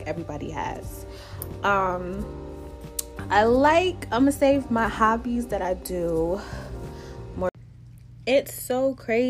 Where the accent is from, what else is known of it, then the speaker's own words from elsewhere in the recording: New York City, New York, United States; also born or lived in Jamaica (ancestry) / DMV area; now in Washington, D.C. area, United States; I'm originally from Brooklyn, New York. And I am Jamaican also. My parents are Jamaican. I currently live in the DMV area.